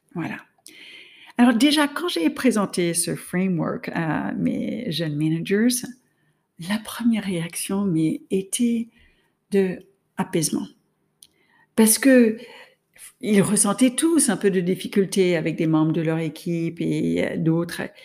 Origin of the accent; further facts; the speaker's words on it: United States; now in France; je suis américaine, j'étais en France, ma famille était aux États-Unis